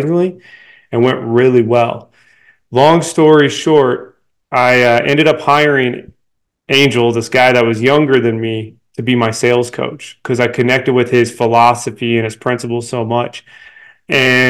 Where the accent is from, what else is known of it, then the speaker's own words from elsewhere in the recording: Denver, Colorado, United States; here in Denver, my hometown